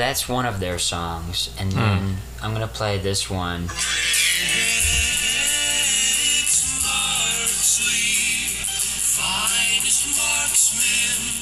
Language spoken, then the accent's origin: English; Texas, United States; I'm a Texan through and through.